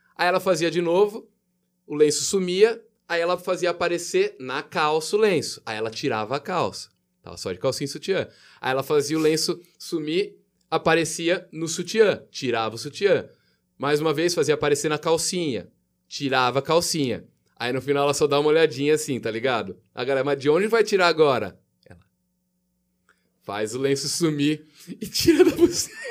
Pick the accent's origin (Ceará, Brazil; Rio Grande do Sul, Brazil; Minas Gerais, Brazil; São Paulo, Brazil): São Paulo, Brazil; Jaú; Eu sou de Jaú, 15 de Jaú